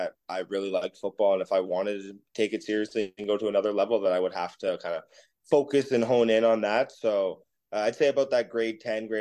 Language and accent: English; Canada; as a Canadian